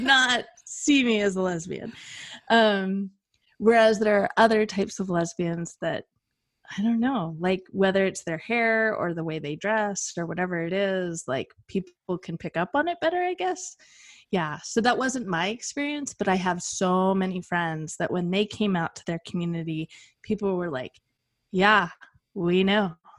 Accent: Western United States, United States; I am from the Western United States," like the wild, wild West

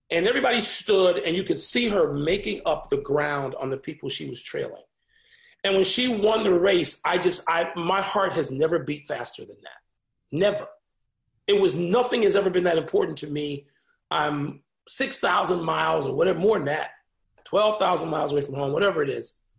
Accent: Illinois, United States; I'd already seen Michael Jordan play in six finals in my hometown. I'd already seen the Bears win a championship.

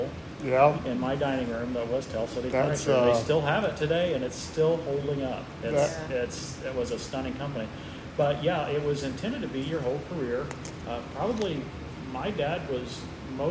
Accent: southern Illinois, United States; moved away as an adult; also born or lived in North Carolina / Chicago; I grew up in Illinois, in the southern part of the state

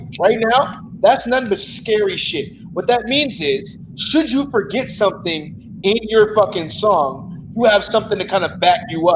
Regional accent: Chicago, Illinois, United States; I'm from Chicago

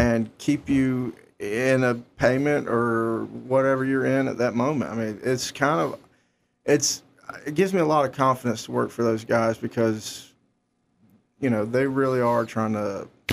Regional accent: Clover, South Carolina, United States; moved away as an adult; also born or lived in Columbia, South Carolina; now in Watertown, United States; I'm from South Carolina. I was born in Columbia, South Carolina, and I grew up in Clover, South Carolina

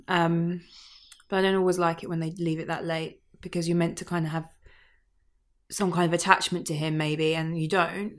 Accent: Kent, South East England, United Kingdom; moved away; I'm from Kent originally

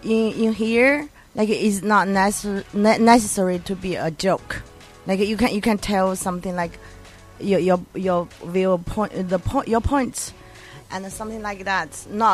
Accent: Beijing, China; English is a second language; China. I'm Chinese.

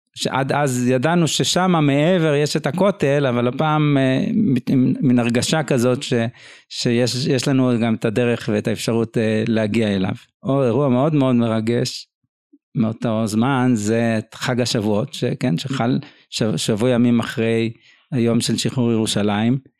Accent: Jerusalem, Jerusalem District, Israel; also born or lived in Nazareth Illit; אני גדלתי בירושלים, בעיקר

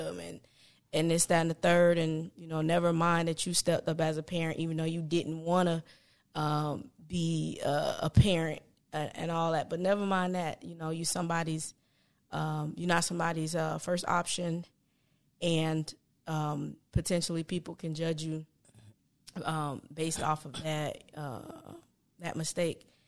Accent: Palm Beach, Florida, United States; I'm from Palm Beach

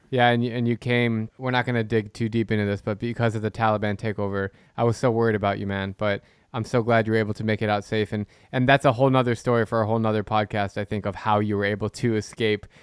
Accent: United States; I love being American. I'm, I'm a proud American

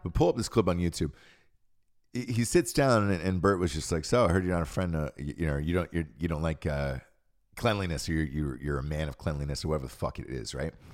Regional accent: Georgia, United States; Growing up in Georgia, in the South

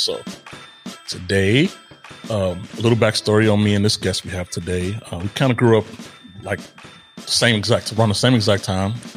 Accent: Israel; moved away; growing up in Israel, which I did partially as well

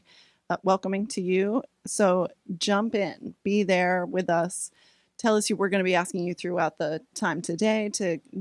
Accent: Topsham, Maine, United States; moved away; My hometown is Topsom, Maine. I'm a Maine girl

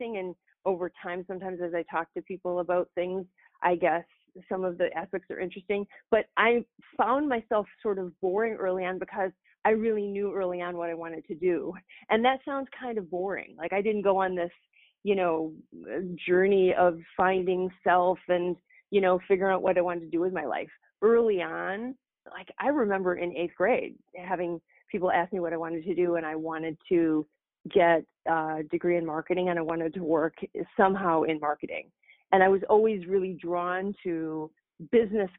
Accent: Madison, Wisconsin, United States; also born or lived in Rockford, Illinois; now in Racine, United States; I was born in Rockford, Illinois, actually, and then moved to Wisconsin when I was 10 years old to Madison. And then the rest of my life has really played out between Madison and Racine.

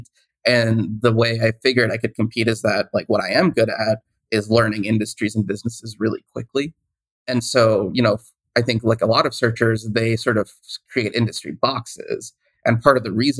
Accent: Seattle, Washington, United States; also born or lived in Boston; I grew up in the Seattle area

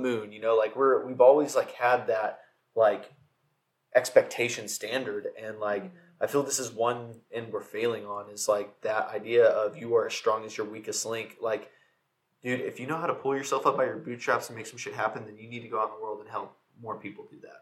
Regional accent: Fort Worth, Texas, United States; We're both from Fort Worth.

